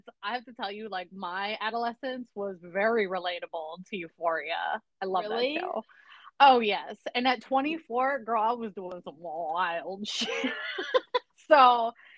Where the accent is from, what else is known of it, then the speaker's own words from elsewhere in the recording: Milwaukee, then Minnesota suburb, United States; I grew up in the suburb. Well, I moved from Milwaukee, inner city, to Minnesota